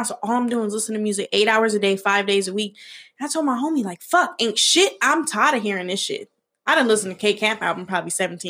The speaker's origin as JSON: {"language": "English", "town": "San Bernardino", "region": "California", "country": "United States", "tie": "born or raised there", "also_born_or_lived": "Los Angeles", "moved": "yes", "said": "I'm originally from IE. I was born in San Bernardino."}